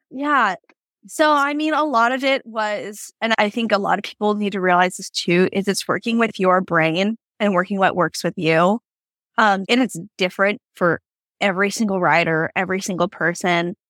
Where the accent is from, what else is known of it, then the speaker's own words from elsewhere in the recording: Yakima, Washington, United States; moved away as an adult; I grew up in Yakima, Washington